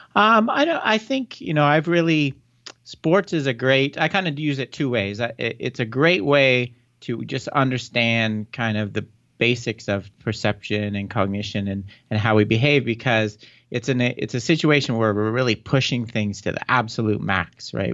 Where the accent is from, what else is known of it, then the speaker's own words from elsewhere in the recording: Canada; moved away as an adult; also born or lived in Ontario, Toronto area; now in Arizona, United States; I'm from Canada originally.